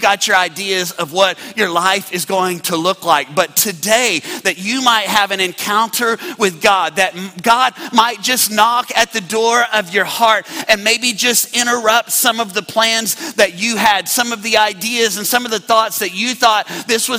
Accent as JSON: {"language": "English", "town": "Midland", "region": "Texas", "country": "United States", "tie": "born or raised there", "moved": "as an adult"}